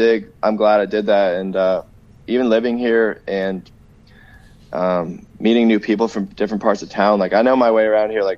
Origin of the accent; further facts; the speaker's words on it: Los Angeles, California, United States; moved away as an adult; also born or lived in Minneapolis; now in Winnipeg, Canada; growing up in Los Angeles area, especially lately, you know, living in El Segundo, which is, you know, more based in the Santa Monica area, and even like West Hollywood